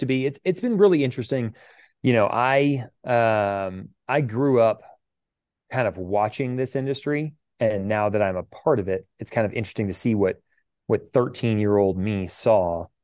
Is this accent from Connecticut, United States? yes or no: no; Houston, Texas, United States; we grew up in Houston, Texas, where, you know, people have guns.